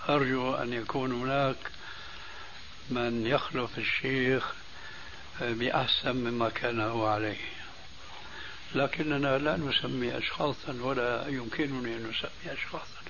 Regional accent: Syria; عندنا في سوريا

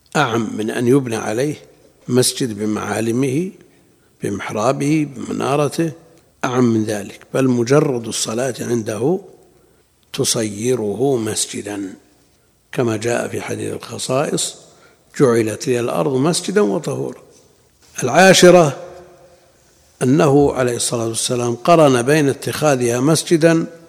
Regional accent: Najd, Saudi Arabia; عندنا في نجد

